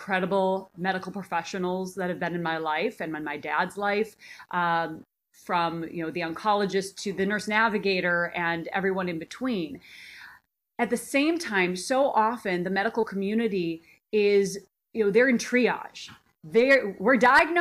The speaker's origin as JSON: {"language": "English", "region": "Minnesota", "country": "United States", "tie": "born or raised there", "moved": "as an adult", "lives_now": "Los Angeles, United States", "said": "I grew up in Minnesota, land of the cow"}